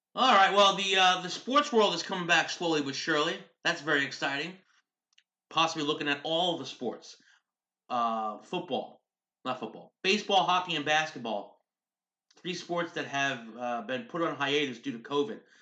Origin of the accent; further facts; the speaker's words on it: United States; We're hardworking American parents.